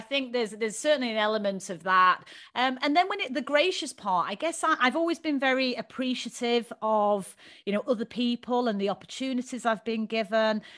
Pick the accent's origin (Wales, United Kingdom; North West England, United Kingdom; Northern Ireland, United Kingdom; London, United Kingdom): North West England, United Kingdom; Manchester; moved away; growing up in Manchester. You can probably tell from my dulcet tones.